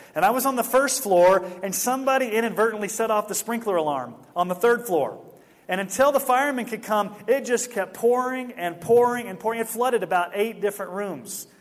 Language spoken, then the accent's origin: English; Houston, Texas, United States; moved away; Back in 1982, when I was a kid and we were growing up in Houston